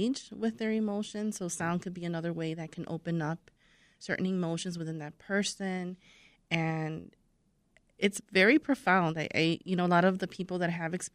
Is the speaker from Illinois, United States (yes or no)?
yes; Chicago, Illinois, United States; I'm from Pilsen